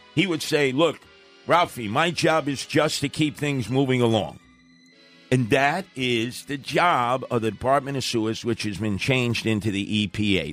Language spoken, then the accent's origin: English; New York City, New York, United States; I was growing up in Canarsie